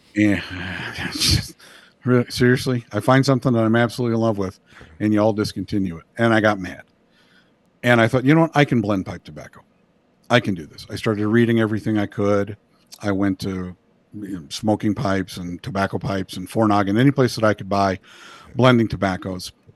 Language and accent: English; Indiana, United States; now in Moore, United States; I grew up in Indiana and escaped as quickly as I could.